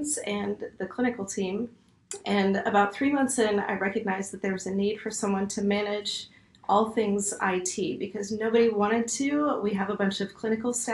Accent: Nashville, Tennessee, United States; moved away as an adult; also born or lived in San Francisco / Portland / Minneapolis; I grew up in Nashville, and so I moved back

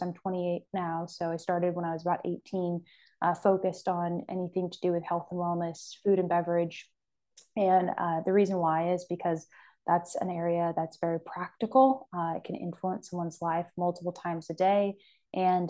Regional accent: Sacramento, California, United States; I'm born and raised in California and I'm from Sacramento originally

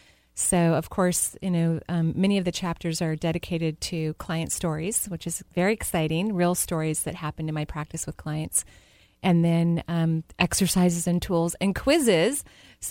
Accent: Seattle, Washington, United States; also born or lived in Tacoma, Washington; we moved from Tacoma to Seattle

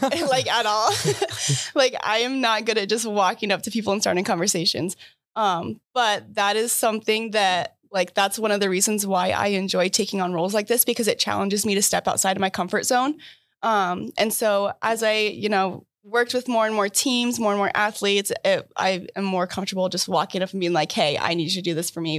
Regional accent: Iowa, United States; moved away as an adult; now in Michigan, United States; I'm from Iowa

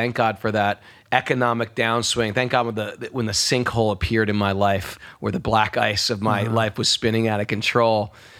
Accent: New York, United States; I'm a New Yorker, so I'm a cynical.

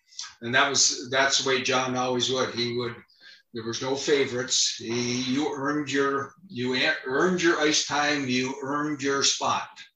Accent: Sault Ste. Marie, Ontario, Canada; moved away as an adult; also born or lived in Houghton, Michigan; we're both from Sault Ste. Marie, Ontario, both graduated from Tech

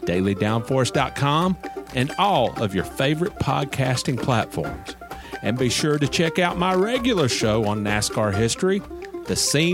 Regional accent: Nashville, Tennessee, United States; moved away; my hometown of Nashville, Tennessee

